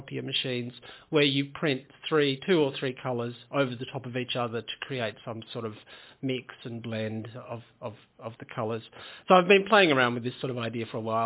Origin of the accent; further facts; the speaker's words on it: Tasmania, Australia; Yeah, I grew up in Tasmania. I grew up in a small farming town